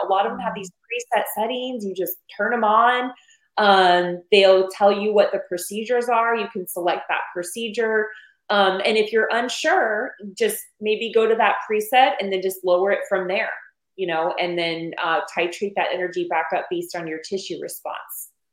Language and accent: English; Arizona, United States; I'm from Arizona. I was born and raised on Mexican food